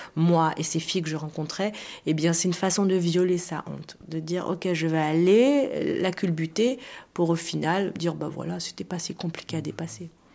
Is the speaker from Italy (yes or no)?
no; France; chez nous en France